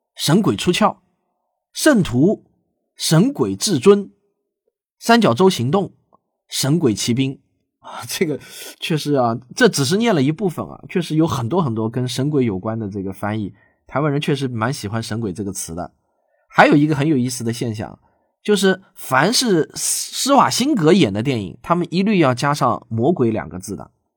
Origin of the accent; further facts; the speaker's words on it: China; 我们内地呢，通常称自己的配偶为爱人